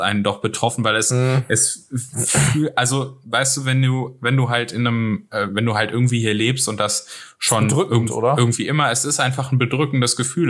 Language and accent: German; North Rhine-Westphalia, Germany; ich bin ja aus NRW, von daher, äh, ich bin auch aus einer der am stärksten betroffenen Städte